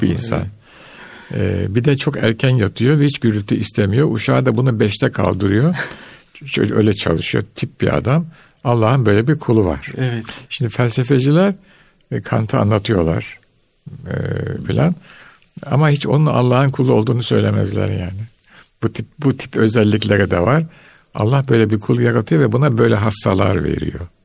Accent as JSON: {"language": "Turkish", "region": "Istanbul", "country": "Turkey", "tie": "born or raised there", "moved": "as an adult", "said": "ben İstanbul'da Beyazıt'ta büyüdüm."}